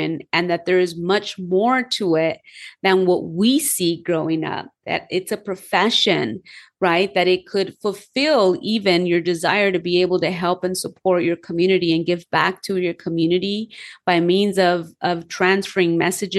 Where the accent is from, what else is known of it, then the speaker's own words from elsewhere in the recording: Los Angeles, California, United States; I was born and raised in Los Angeles